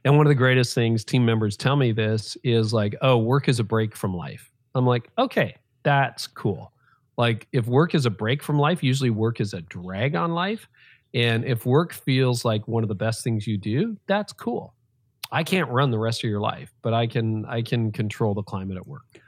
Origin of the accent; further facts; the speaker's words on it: Canada; I was born in Canada